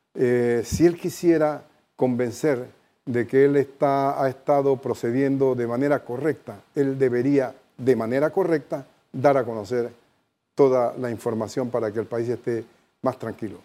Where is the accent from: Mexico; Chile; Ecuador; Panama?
Panama; como panameños